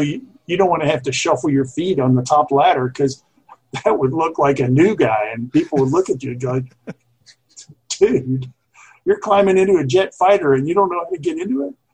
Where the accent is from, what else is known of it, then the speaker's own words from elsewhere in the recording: Jacksonville, Florida, United States; I grew up in Jacksonville, Florida